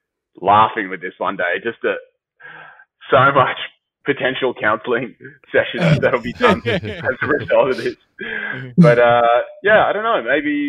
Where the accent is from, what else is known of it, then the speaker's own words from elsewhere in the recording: Sydney, New South Wales, Australia; Sydney, man. I was a Sydney boy.